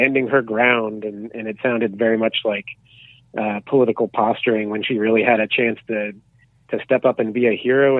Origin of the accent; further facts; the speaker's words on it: United States; now in Canada; I'm from America